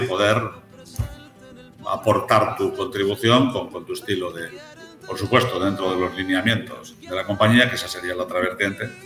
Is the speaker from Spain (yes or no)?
yes; Santiago de Compostela, Galicia, Spain; moved away as an adult; now in Mexico; yo soy originario de España, de Galicia concretamente, de una ciudad que se llama Santiago de Compostela y allí pues me crié